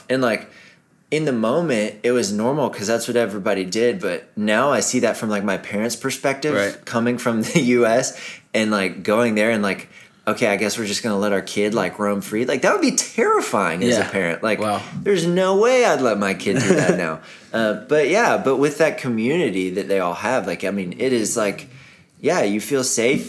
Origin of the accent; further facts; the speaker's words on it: Greenville, South Carolina, United States; also born or lived in Netherlands; I grew up in Greenville, South Carolina. All my family was there